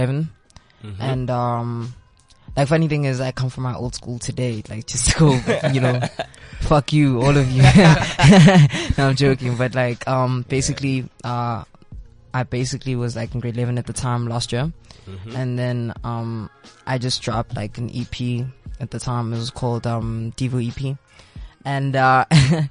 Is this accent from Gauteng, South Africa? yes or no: yes; Pretoria, Gauteng, South Africa; Come from Pretoria, and I'm an artist